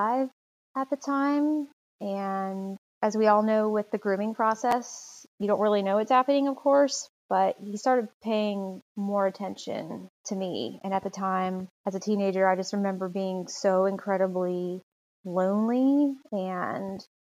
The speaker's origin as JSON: {"language": "English", "town": "Charlotte", "region": "North Carolina", "country": "United States", "tie": "born or raised there", "said": "I was born and raised in Charlotte, North Carolina"}